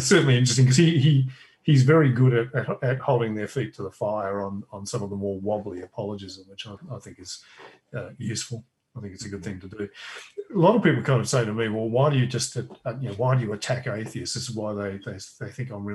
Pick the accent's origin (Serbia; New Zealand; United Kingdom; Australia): Australia; I'm Australian